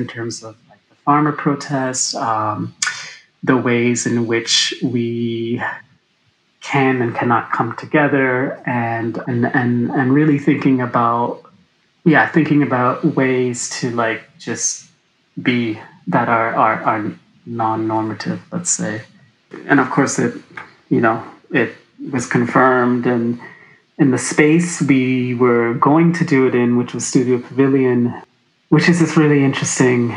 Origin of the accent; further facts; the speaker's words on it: Canada; I grew up in Canada